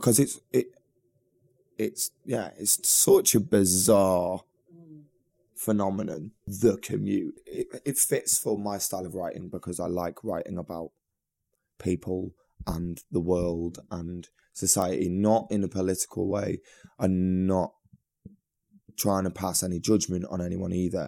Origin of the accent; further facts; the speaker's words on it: Manchester, North West England, United Kingdom; I'm from Manchester, getting the train back home to Manchester